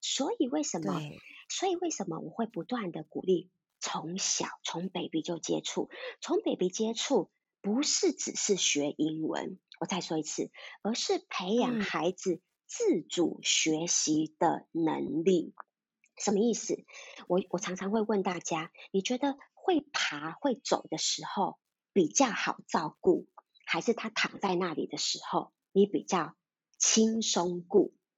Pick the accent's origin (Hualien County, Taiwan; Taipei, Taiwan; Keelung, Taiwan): Taipei, Taiwan; 我是道地的台北人